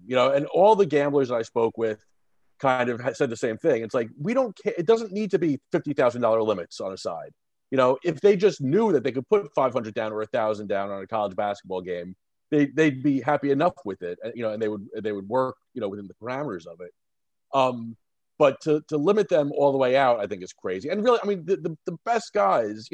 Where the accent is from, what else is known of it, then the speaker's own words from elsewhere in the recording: New Jersey, United States; growing up in North Jersey, I was surrounded by Yankees fans also